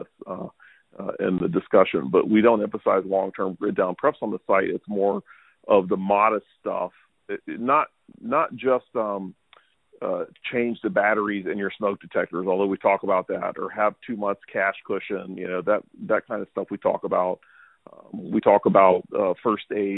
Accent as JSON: {"language": "English", "region": "Louisiana Gulf Coast", "country": "United States", "tie": "born or raised there", "moved": "yes", "lives_now": "Texas, United States", "said": "I grew up on the Louisiana Gulf Coast, and so I grew up in hurricane country"}